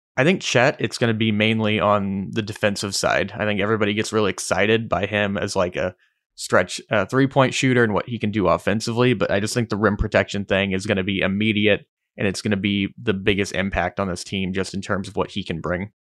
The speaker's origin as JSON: {"language": "English", "region": "Oklahoma", "country": "United States", "said": "we're from Oklahoma"}